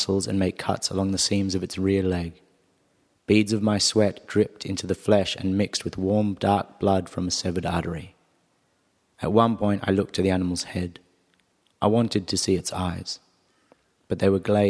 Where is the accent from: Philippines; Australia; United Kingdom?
Australia; Perth, Western Australia; also born or lived in South Africa / Sydney; now in Arnhem Land, Australia; though I grew up in Perth and more recently I lived in Sydney